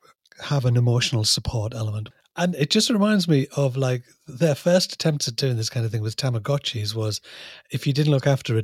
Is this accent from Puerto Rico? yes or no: no; United Kingdom; we're British.